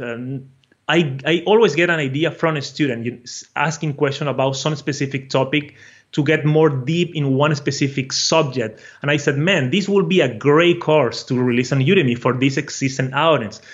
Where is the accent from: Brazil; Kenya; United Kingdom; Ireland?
Brazil; accent: a mixture of Portuguese and Spanish; English is a second language; I am from Brazil originally. So my accent is uh, a mixture of Portuguese and Spanish, all and with English, you know.